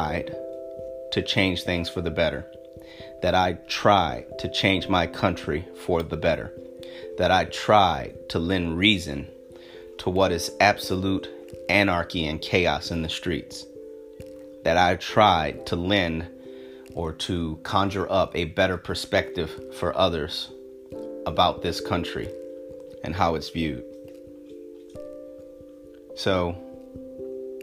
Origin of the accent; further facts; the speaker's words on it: United States; I'm an American who happens to be black.